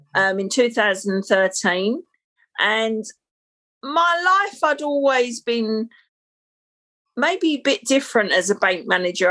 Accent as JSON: {"language": "English", "region": "London", "country": "United Kingdom", "tie": "born or raised there", "said": "I'm a Londoner. You would never guess by the accent, I guess. So, born and bred, I've lived in London, but and worked in London all my life. So, I was born in the 60s um, and I was born in Battersea in South London"}